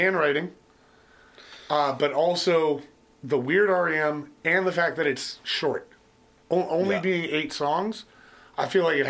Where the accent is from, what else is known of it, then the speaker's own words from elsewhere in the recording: Canada; we go down there and they have no idea we're Canadian.